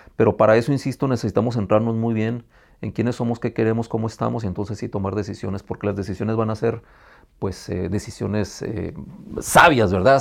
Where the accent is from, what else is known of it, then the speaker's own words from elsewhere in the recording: Tijuana, Baja California, Mexico; Soy tijuanense, residente de aquí, de este hermoso estado desde 1974, a donde llegué cuando tenía yo seis años de edad.